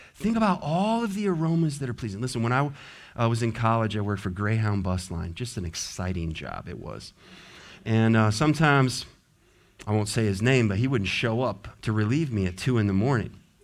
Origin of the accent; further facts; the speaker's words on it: the West, United States; now in Richmond, United States; I grew up in the West